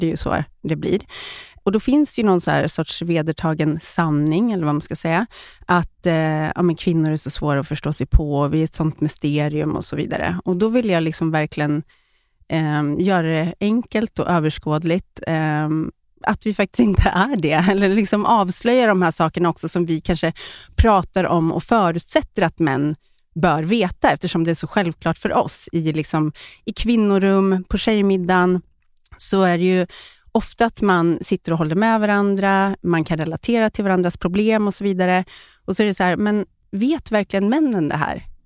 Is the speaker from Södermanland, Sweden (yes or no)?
yes; Eskilstuna, Södermanland, Sweden; moved away as an adult; also born or lived in Stockholm; jag kommer från Eskilstuna, flyttade till Stockholm direkt efter uh, skolan